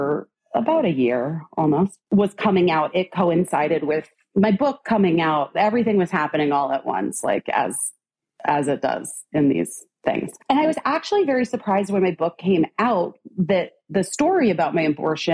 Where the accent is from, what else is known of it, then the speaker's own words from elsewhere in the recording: Arizona, United States; I grew up in Arizona